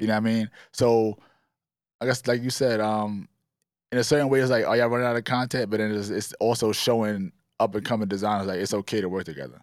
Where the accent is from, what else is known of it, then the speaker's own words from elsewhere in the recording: New York City, New York, United States; We was always, like, fly kids growing up in East Flatbush